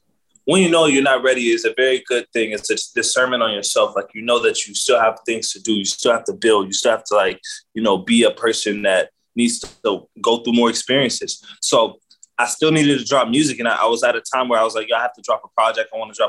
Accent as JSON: {"language": "English", "region": "Kwara", "country": "Nigeria", "tie": "born or raised there", "also_born_or_lived": "United States", "said": "I was born in America, but I go back to Nigeria. Like, I schooled in Nigeria. I schooled in Kwara State, a cold village, deep in the roots."}